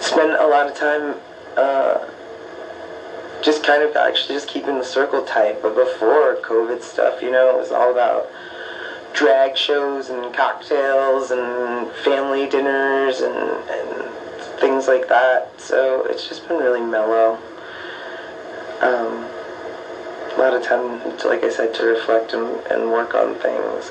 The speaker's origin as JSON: {"language": "English", "town": "Tucson", "region": "Arizona", "country": "United States", "tie": "born or raised there", "also_born_or_lived": "Oakland, California", "said": "I grew up in Tucson. Um, I was born in Oakland, California"}